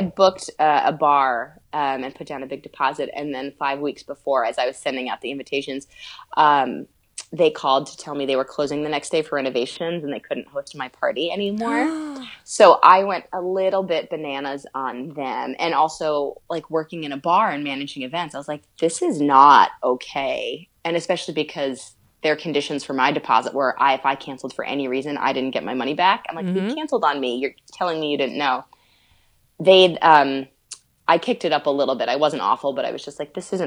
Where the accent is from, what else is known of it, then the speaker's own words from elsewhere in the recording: Northeast, United States; grew up obviously in the Northeast